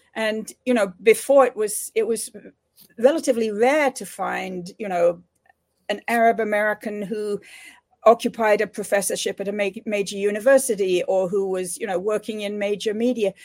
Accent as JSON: {"language": "English", "region": "England", "country": "United Kingdom", "tie": "born or raised there", "moved": "yes", "said": "growing up in United Kingdom in the era of decolonization there."}